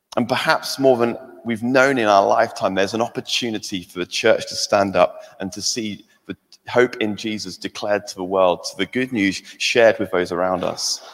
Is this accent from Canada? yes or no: no; England, United Kingdom; now in Scotland; I'm England, I'm English